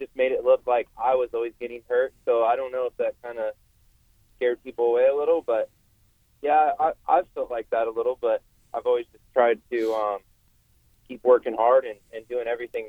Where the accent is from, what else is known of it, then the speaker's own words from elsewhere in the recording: West Coast, United States; I'm from the West Coast